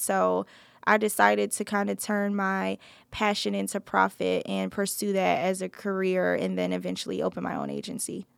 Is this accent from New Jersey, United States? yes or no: yes; New Jersey, United States; moved away; I grew up in New Jersey